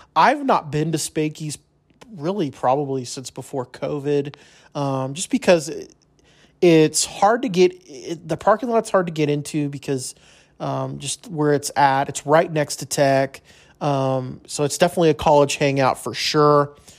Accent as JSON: {"language": "English", "town": "El Paso", "region": "Texas", "country": "United States", "moved": "yes", "lives_now": "Lubbock, United States", "said": "I'm from originally from El Paso"}